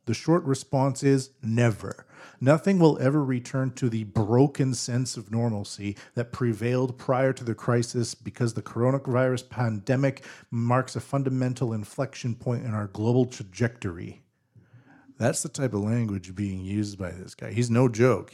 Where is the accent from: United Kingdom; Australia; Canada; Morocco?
Canada; British Columbia; now in Japan; I'm from British Columbia, Canada